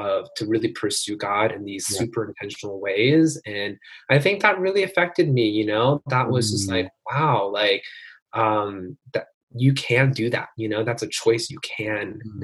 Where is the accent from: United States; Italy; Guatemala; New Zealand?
United States; New Jersey; I grew up in New Jersey